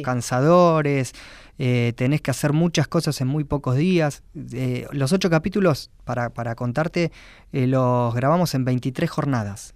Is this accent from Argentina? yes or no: yes; Quilmes, Buenos Aires Province, Argentina; soy de Quilmes